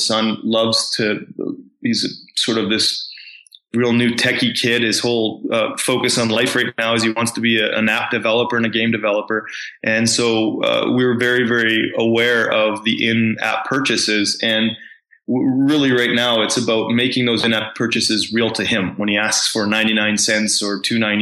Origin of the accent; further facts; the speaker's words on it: Canada; growing up in Canada was very privileged